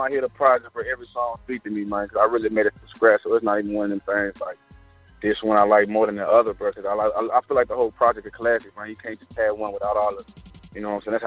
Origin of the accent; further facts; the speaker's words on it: Louisiana, United States; I'm from Louisiana